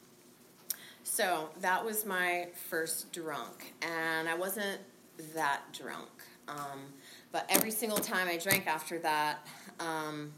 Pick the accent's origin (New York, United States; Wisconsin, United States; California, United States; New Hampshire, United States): California, United States; San Francisco; also born or lived in Marin County, California; We grew up in San Francisco and then moved to Marin when we were 13